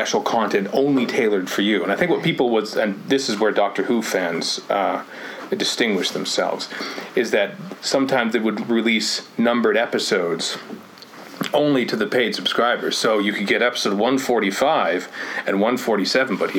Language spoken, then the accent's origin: English; Canada; we're Canadian